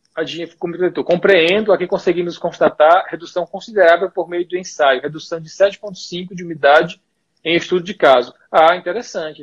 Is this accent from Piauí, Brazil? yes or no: yes; Piauí, Brazil; moved away as an adult; now in Brasília, Brazil; bom piauiense e vizinho de cearense